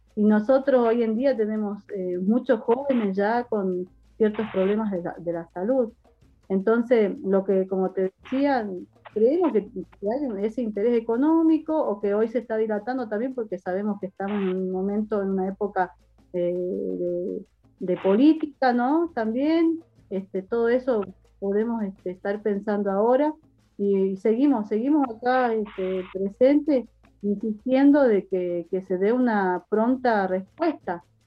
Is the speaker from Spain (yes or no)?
no; San Carlos, Salta, Argentina; yo soy del paraje del Vallar a tres kilómetros del pueblo